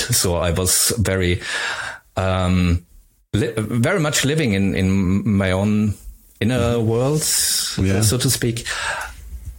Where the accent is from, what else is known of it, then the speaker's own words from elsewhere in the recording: Upper Styria, Austria; first language German; English is a second language; I grew up in Upper Styria, and there's not much